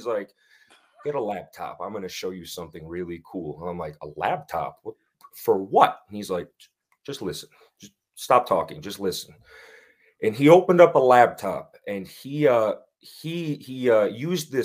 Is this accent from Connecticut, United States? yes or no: yes; Winsted, Connecticut, United States; I grew up in a small town called Winsted, Connecticut